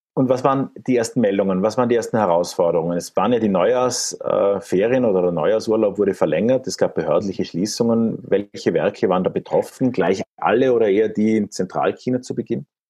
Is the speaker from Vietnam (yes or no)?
no; Austria; als Österreicher